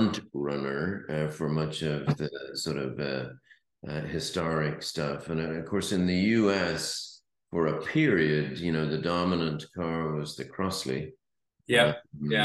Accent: Ireland; I was brought up in Ireland

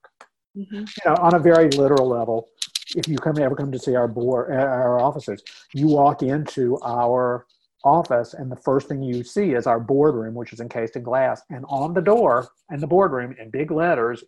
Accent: North Carolina, United States; moved away as an adult; now in Minnesota, United States; I grew up in North Carolina

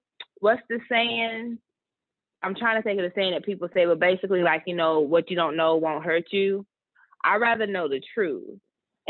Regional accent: South Carolina, United States; I am from South Carolina. Everyone says I have an accent, but I can't hear it.

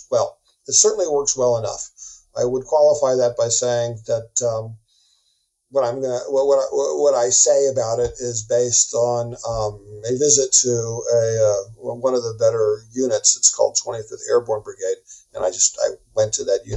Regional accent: United States; moved away as an adult; now in Ukraine; being an American

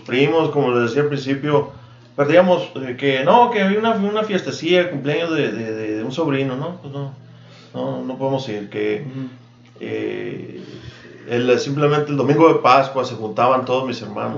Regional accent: Agua Prieta, Sonora, Mexico; moved away as an adult; also born or lived in Douglas, Arizona / Yuma; now in Tucson, United States; yo me crié, fui a la escuela en Prieta, toda la primaria, la secundaria y la prepa.

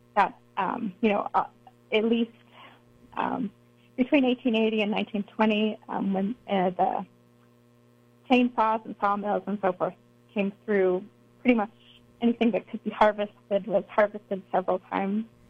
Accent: Eastern United States, United States; also born or lived in Missouri / Boulder; I grew up in the Eastern U.S.

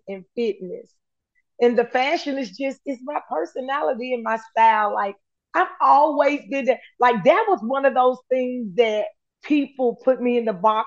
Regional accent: United States; accent: Ebonics; first language Ebonics; I was raised in America

